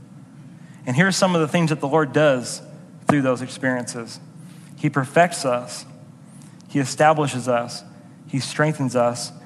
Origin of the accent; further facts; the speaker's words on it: United States; as an American